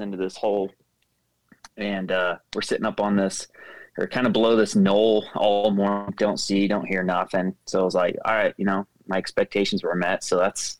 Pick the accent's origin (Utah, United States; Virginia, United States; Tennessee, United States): Utah, United States; St. George; I'm born and raised in St. George, Utah, so it's very hot in the summer here